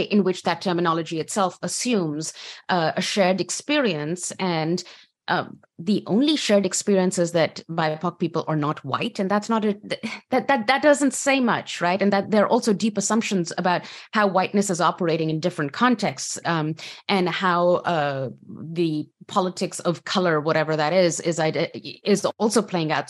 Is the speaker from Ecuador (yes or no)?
no; Pakistan; moved away as an adult; now in United States; I come from Pakistan, so I've put in a box as a woman, as a Pakistani woman